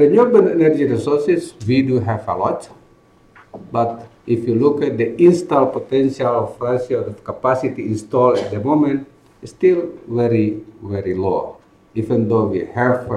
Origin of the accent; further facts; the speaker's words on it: Sulawesi, Indonesia; I came from Sulawesi, it's not I'm from Jawa, and I kind of like a little bit proud of my heritage.